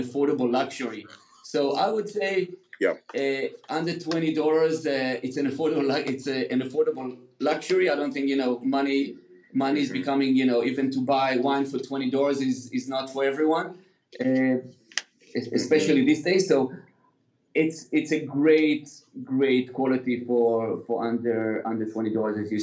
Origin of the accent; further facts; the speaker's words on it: Israel; also born or lived in United Kingdom; now in California, United States; I grew up in Israel